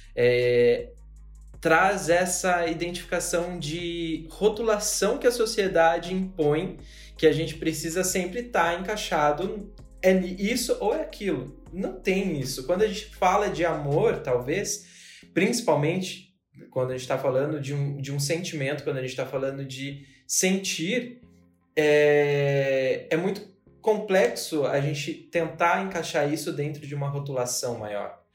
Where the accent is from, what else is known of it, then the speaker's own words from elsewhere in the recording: São Paulo, Brazil; sou paulistano